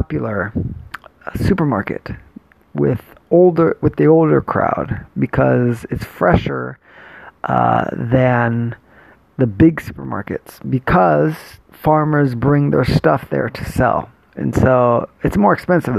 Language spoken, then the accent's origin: English; Jamaica; now in Japan; I'm Jamaican, so I grew up with a lot of jerk chicken from my father and other Jamaican relatives and family friends parties